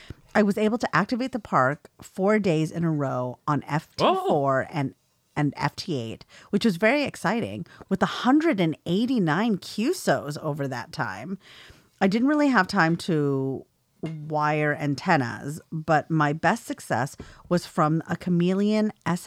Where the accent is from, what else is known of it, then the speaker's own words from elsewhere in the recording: California, United States; when I grew up in San Francisco Bay Area